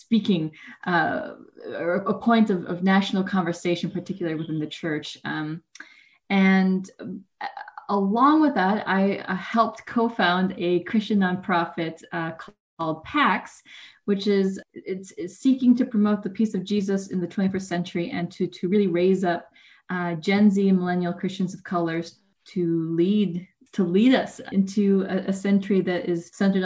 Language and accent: English; Woodbury, Minnesota, United States; also born or lived in Sumter, South Carolina; when I was two, we moved to Minnesota, and that's where I grew up in a very Scandinavian community in Woodbury, Minnesota